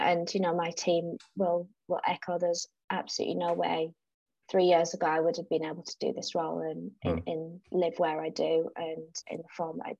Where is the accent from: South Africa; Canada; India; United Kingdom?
South Africa; And I think it's because I absolutely thrived. I'm really outdoorsy